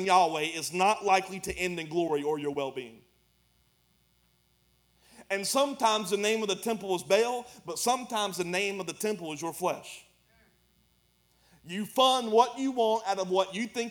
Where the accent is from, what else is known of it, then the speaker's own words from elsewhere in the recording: United States; This is how I grew up in America